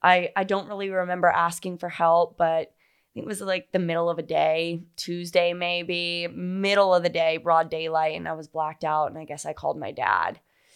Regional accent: Fort Myers, Florida, United States; also born or lived in Naples / Miami; now in Charleston, United States; Fort Myers and Naples. {S2} Okay, yeah. {S1} And lived in Miami and Fort Lauderdale. Went to college in Jacksonville Beach. Like, I'm such a Florida girl.

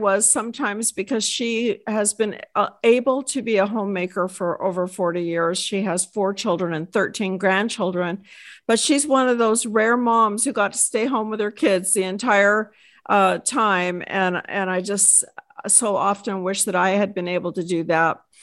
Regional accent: Texas, United States; I hail from Texas

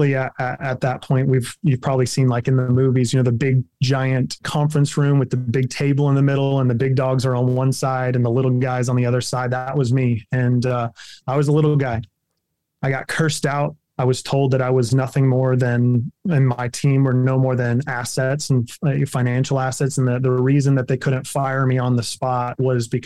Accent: Kansas, United States; I'm a Kansas farm boy at heart

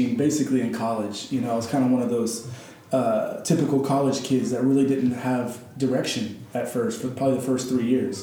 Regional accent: Lewisville, Texas, United States; I grew up mostly in Lewisville, Texas

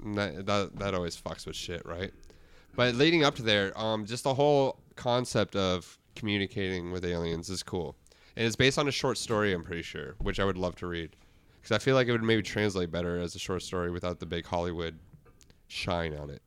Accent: Guelph, Ontario, Canada; that's my hometown

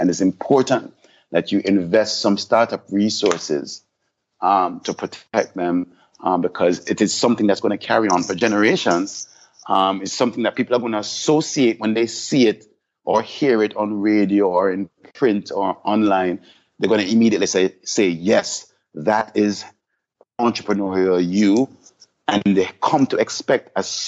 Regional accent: Jamaica; now in Miami, United States; as Jamaicans

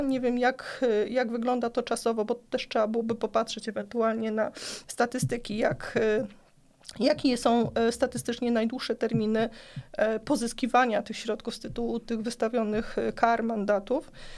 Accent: Płock, Masovian Voivodeship, Poland; u nas w Płocku

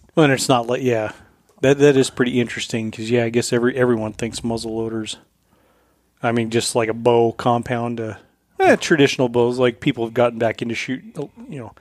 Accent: Colorado, United States; moved away; when I grew up in Colorado

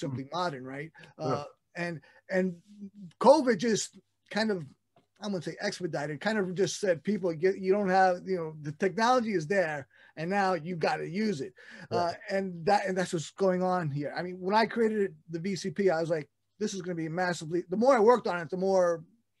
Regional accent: New York City, New York, United States; I'm still in Brooklyn, born and raised and returned here

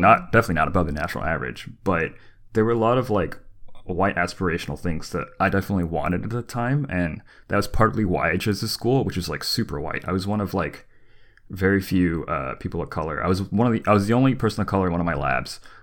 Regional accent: the South, United States; moved away; also born or lived in California; growing up in the South

